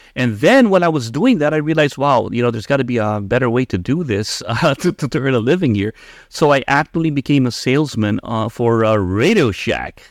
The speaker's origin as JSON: {"language": "English", "country": "Philippines", "tie": "born or raised there", "moved": "as an adult", "lives_now": "United States", "said": "I was born and raised in the Philippines, and I migrated to the U.S. when I was uh, 18."}